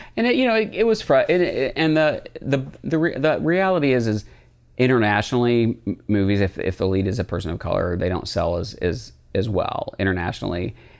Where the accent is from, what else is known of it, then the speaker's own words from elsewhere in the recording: United States; We grew up in a really not, um, accepting part of, of America